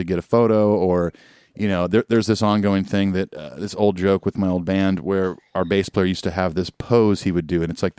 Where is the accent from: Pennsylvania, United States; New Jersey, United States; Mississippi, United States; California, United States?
California, United States; Southern; I grew up in Southern California